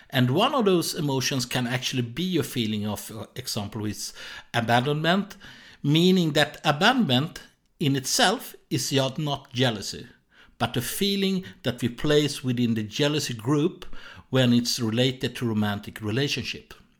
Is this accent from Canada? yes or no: no; Sweden; accent: Swedish; English is a second language; I was born in Sweden, so that's why I have this strange accent